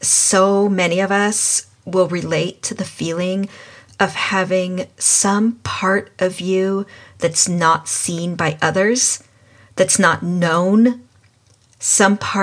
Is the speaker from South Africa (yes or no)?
no; England, United Kingdom; I was born and raised in England